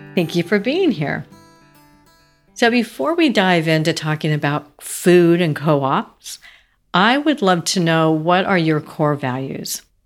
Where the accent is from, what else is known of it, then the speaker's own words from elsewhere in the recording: Seattle, Washington, United States; also born or lived in Idaho / California; now in Nashville, United States; I grew up in Seattle and Idaho